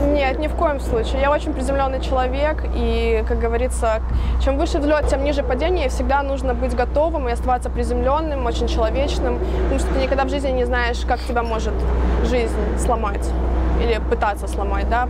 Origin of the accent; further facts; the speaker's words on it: Chișinău, Moldova; now in United States; Я вообще родилась в Молдавии, но я в Америке живу 12 с половиной лет.